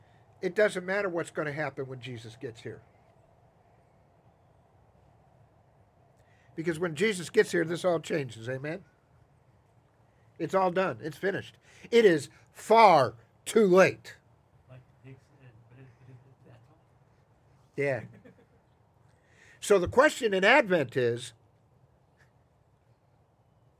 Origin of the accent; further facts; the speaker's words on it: Chicago, Illinois, United States; now in Atlanta, United States; when I was a kid growing up in Chicago